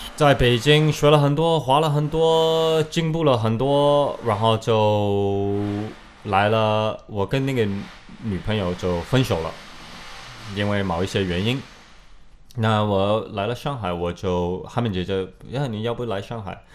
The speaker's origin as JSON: {"language": "Chinese", "country": "Canada", "also_born_or_lived": "Beijing, China", "second_language": "Chinese", "moved": "as an adult", "lives_now": "China", "said": "然后这个就过了两个月，我就回加拿大了，待了。但是我在加拿大的时候，我就必须要回中国，我必须要回中国。"}